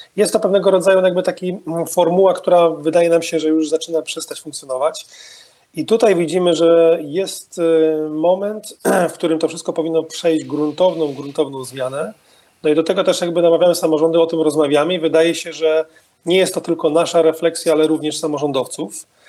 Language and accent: Polish; Wrocław, Lower Silesian Voivodeship, Poland; pochodzę z tego miasta